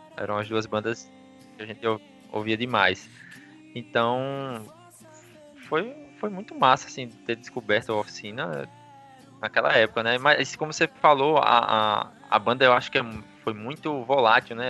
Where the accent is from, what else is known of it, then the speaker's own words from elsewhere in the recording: Aracaju, Sergipe, Brazil; Sou de Aracaju, Sergipe